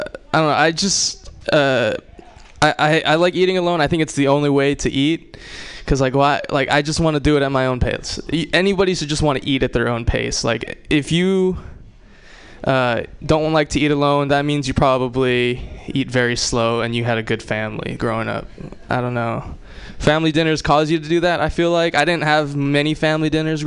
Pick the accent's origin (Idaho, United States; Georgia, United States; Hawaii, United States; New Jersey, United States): Hawaii, United States; I'm Japanese. I'm from Hawaii.